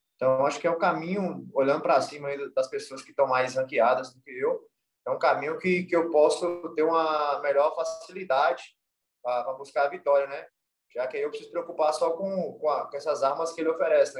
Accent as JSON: {"language": "Portuguese", "town": "Montes Claros", "region": "Minas Gerais", "country": "Brazil", "tie": "born or raised there", "said": "eu sou norte mineiro raiz aqui mesmo, do interior de, de Minas Gerais aqui"}